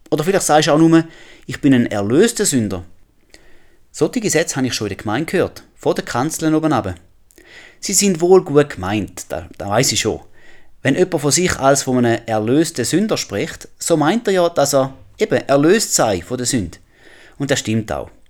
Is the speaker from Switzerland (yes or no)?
yes; Switzerland; moved away; Ich komme aus der Schweiz. Ich habe einen Schweizer Pass.